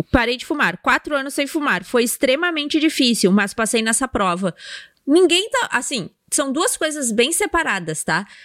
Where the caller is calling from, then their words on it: Ji-Paraná, Rondônia, Brazil; Opa, Rondônia, sou de Rondônia.